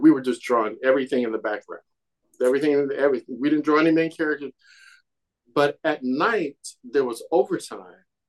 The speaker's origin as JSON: {"language": "English", "town": "Kansas City", "region": "Missouri", "country": "United States", "tie": "born or raised there", "moved": "as an adult", "said": "I'm a kid from Kansas City"}